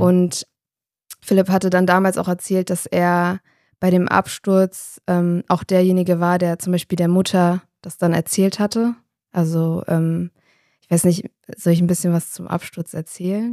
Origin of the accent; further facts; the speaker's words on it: Darmstadt, Hesse, Germany; Also ich komme aus Darmstadt